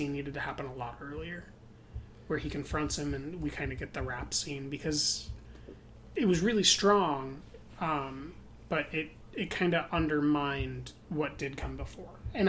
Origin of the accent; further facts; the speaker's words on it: Oakland, California, United States; It was more like, we're people from Oakland. We want to talk about our experience and try to, like, be authentic.